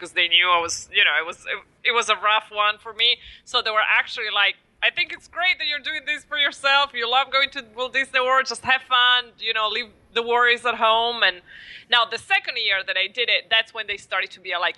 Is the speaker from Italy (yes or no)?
yes; Italy; English is a second language; moved away as an adult; also born or lived in Queens, New York; now in New York, United States; I was born and raised in Italy, and I arrived in New York